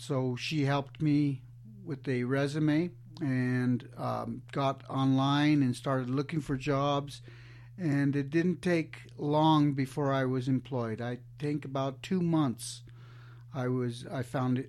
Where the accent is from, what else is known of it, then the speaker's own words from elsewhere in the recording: Alamosa, Colorado, United States; also born or lived in Denver; I'm from Alamosa, Colorado